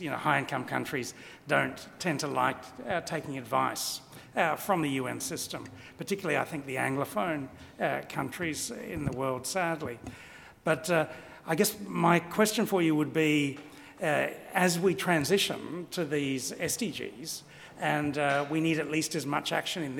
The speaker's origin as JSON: {"language": "English", "country": "Australia", "said": "It makes me very proud as an Australian"}